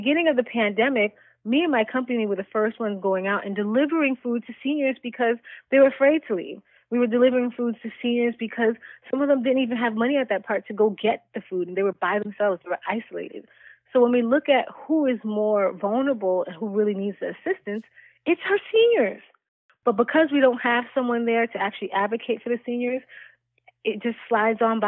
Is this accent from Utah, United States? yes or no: no; New York, United States; now in Florida, United States; I'm originally from New York